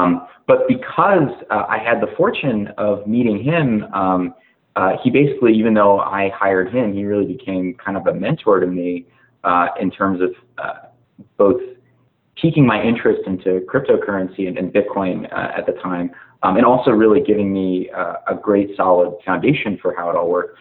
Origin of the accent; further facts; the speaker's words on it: Virginia, United States; also born or lived in California; I grew up in Virginia and wound up going to school here